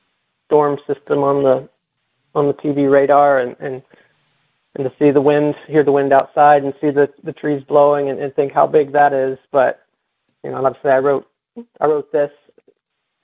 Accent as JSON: {"language": "English", "region": "Midwest", "country": "United States", "tie": "born or raised there", "moved": "yes", "lives_now": "South Florida, United States", "said": "And I grew up in the Midwest, and we had impressive storms there."}